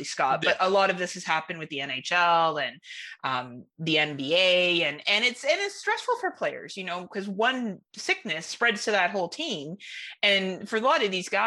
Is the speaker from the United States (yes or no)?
no; Canada